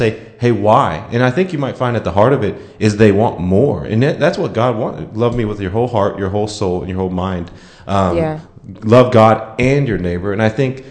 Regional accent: Lewisville, Texas, United States; I am from Lewisville, Texas, just turned 25

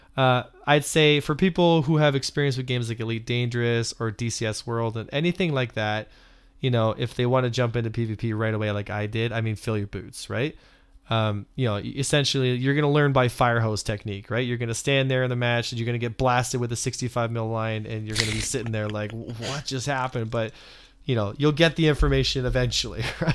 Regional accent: Canada; I'm Canadian

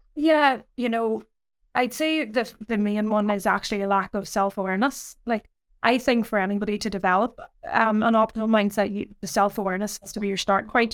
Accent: Ireland; I grew up, um, in a small kind of village in Ireland

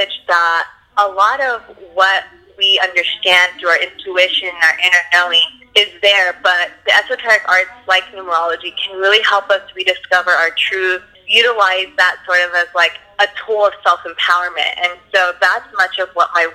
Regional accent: Los Angeles, California, United States; I'm born and raised in LA, and I am a Cali girl through and through.

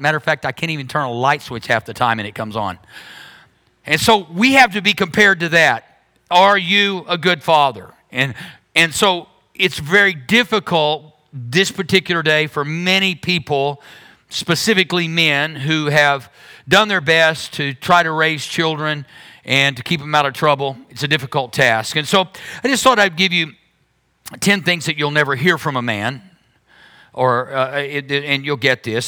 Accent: Berry Hill, United States; I grew up in Berry Hill

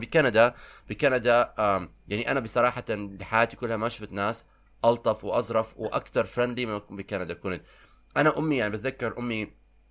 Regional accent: Iraq; moved away; انا كبرت بالعراق

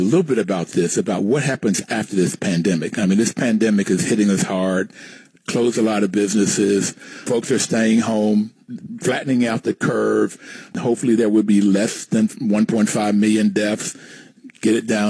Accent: West Virginia, United States; growing up in West Virginia

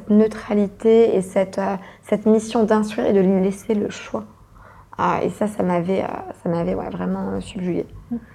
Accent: France; je suis française, mais je suis une française de l'étranger.

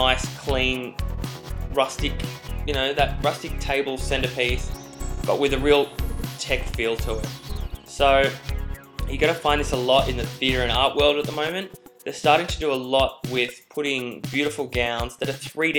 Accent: Australia; accent: Australian; now in New York, United States; As you can probably tell by my accent, I'm not a New Yorker, I am an Aussie.

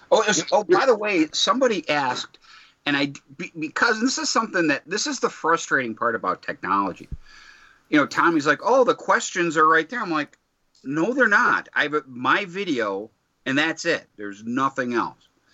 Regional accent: Detroit, Michigan, United States; I'm from Detroit

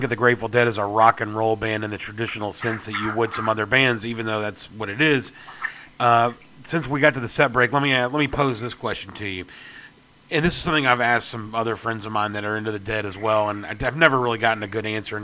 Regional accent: Tennessee, United States; I am from Tennessee

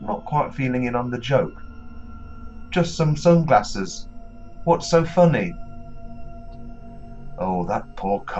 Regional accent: Nottingham, East Midlands, United Kingdom; moved away; the nooks and crannies of my hometown

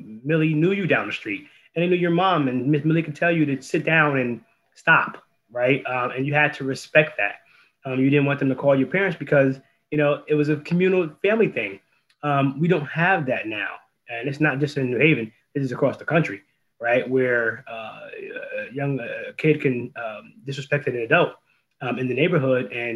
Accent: New Haven, Connecticut, United States; born or raised there

